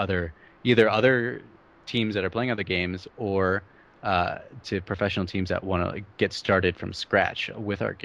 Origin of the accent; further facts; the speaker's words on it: Canada; I'm Canadian